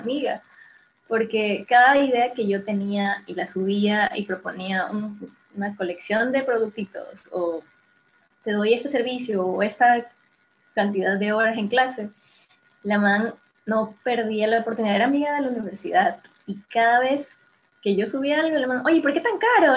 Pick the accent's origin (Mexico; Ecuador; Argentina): Ecuador; Guayaquil, Guayas; yo soy de Guayaquil